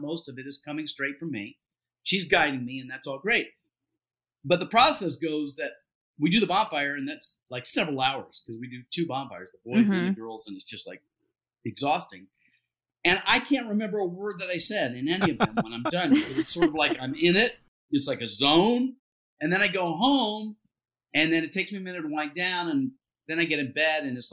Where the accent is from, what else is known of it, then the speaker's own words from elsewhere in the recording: Deep South, United States; I'm Southern, like I was raised in the Deep South